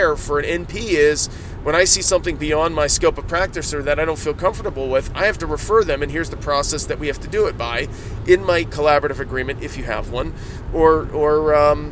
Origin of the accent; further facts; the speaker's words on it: Ohio, United States; I said deers. I'm from Ohio. I get to say deers